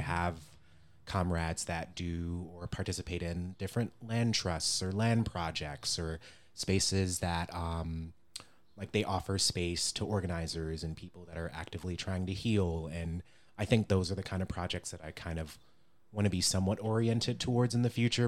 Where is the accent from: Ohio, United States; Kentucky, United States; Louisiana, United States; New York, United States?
Ohio, United States; Cleveland; growing up in Cleveland